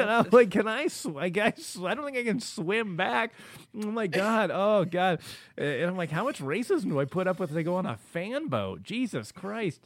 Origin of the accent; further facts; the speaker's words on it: Los Angeles, California, United States; I grew up in South Central L A.